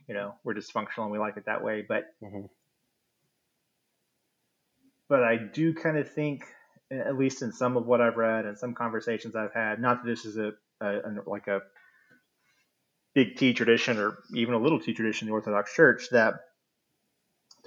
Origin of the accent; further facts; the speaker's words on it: United States; As an American